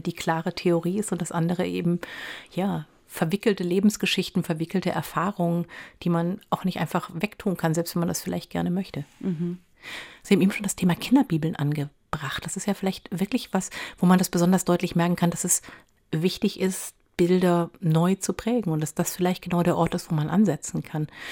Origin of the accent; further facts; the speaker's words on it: East Hesse, Germany; in meinem Heimatdorf in Osthessen